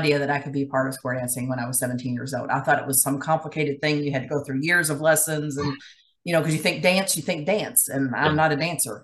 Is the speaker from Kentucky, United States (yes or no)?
yes; Louisville, Kentucky, United States; moved away as an adult; also born or lived in Elizabethtown, Kentucky; now in New Albany, United States; I was born and raised in Louisville, Kentucky